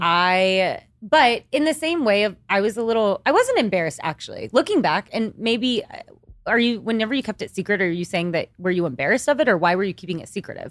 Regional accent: Kingwood, Texas, United States; moved away as an adult; also born or lived in Austin, Texas; now in New York City, United States; I grew up in Texas my entire life

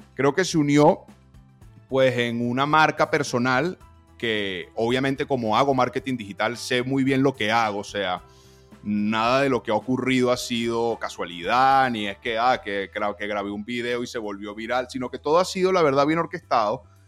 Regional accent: Venezuela; soy venezolano

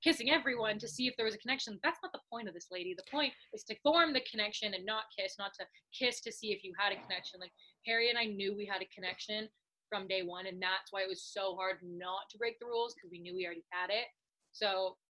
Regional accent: Canada; because I'm Canadian

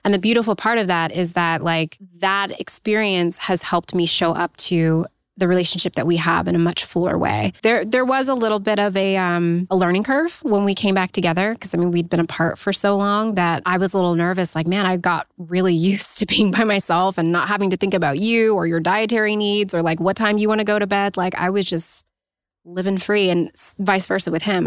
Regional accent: Los Angeles, California, United States; moved away; also born or lived in Pacific Northwest; I'm from Los Angeles, um, but I was living in the Pacific Northwest at the time

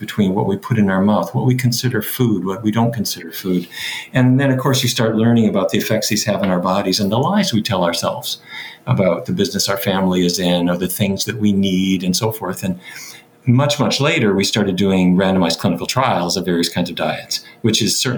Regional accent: Fargo, North Dakota, United States; I grew up in North Dakota.

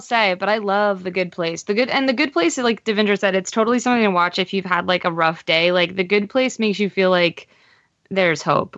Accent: Pennsylvania, United States; I'm from Pennsylvania

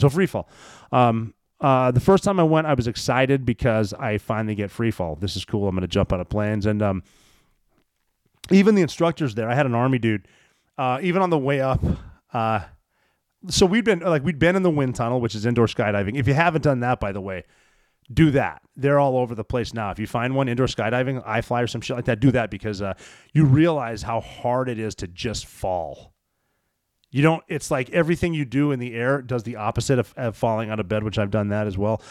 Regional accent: Montana, United States; I'm from Montana.

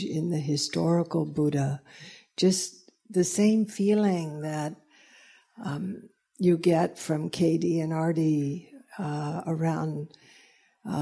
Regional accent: the South, United States; moved away; I was raised in the South

